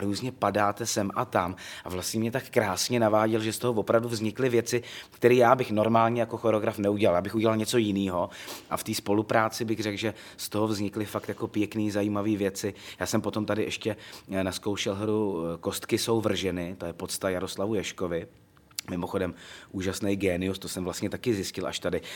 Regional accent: Loket, Karlovy Vary Region, Czechia; Já jsem z Lokte nad Ohří, to je takový historický městečko na, zá, na západě Čech.

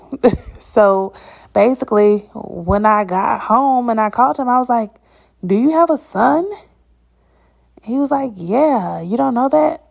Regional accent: Atlanta, Georgia, United States; moved away; the people who are from Atlanta, we are usually not found in the city.

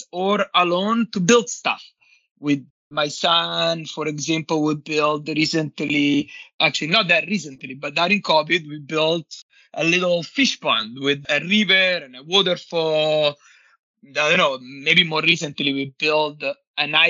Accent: Nettuno, Lazio, Italy; moved away; I grew up in Nettuno, which is a small town, small beach town in the near Rome.

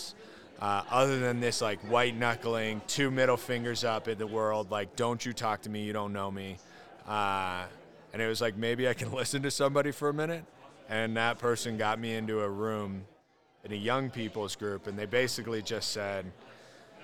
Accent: Colorado, United States; I grew up in Colorado, wonderful

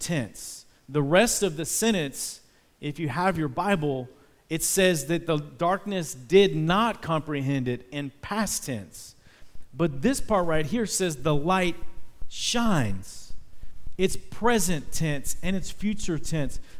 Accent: Dallas, Texas, United States; I was from Dallas, Texas, the home of the Dallas Cowboys

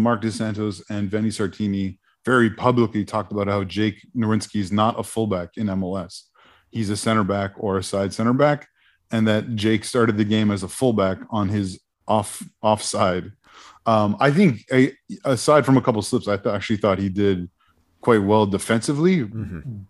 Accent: Toronto, Ontario, Canada; I grew up in the Toronto area, but I'm not pro TFC at all.

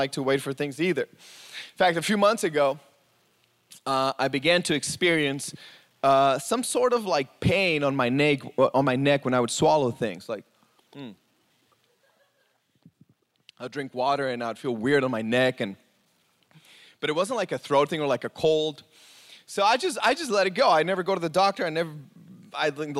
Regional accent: Mexico; moved away; I grew up in Mexico

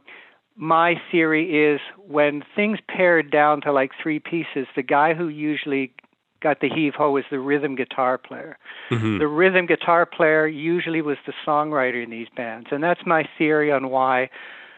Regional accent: Mississauga, Ontario, Canada; moved away as an adult; also born or lived in Hamilton, Canada / Los Angeles, United States; I'm from Port Credit

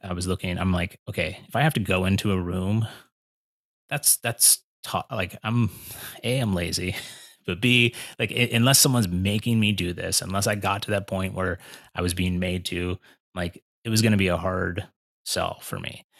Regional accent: Pennsylvania, United States; moved away as an adult; now in Cleveland, United States; I'm from Pennsylvania

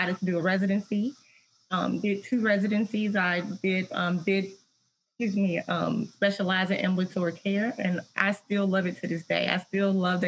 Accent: Tennessee, United States; I'm from Tennessee

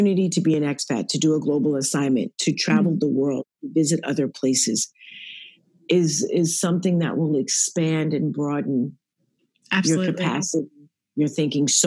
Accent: New Jersey, United States; I'm a girl from New Jersey that's a citizen of the world

